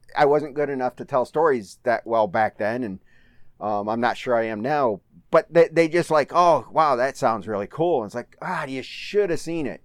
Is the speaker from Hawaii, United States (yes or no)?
no; Manchester, Michigan, United States; also born or lived in Howell, Michigan / Brighton, Michigan; And when I was seven or eight years old, my folks, we moved to a little town called Manchester.